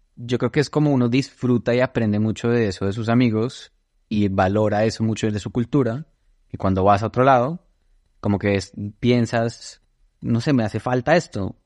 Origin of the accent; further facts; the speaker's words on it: Bogotá, Colombia; moved away as an adult; also born or lived in Toulouse / Brussels / Washington, D.C. / Seattle; Crecí en Bogotá toda mi vida